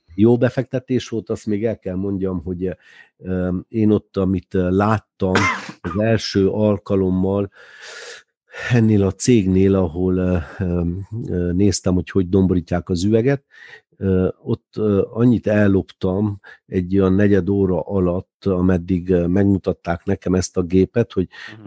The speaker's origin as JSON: {"language": "Hungarian", "town": "Târgu Mureș", "region": "Mureș County", "country": "Romania", "tie": "born or raised there", "said": "a Tudor negyedben, ahol mi is felnőttünk"}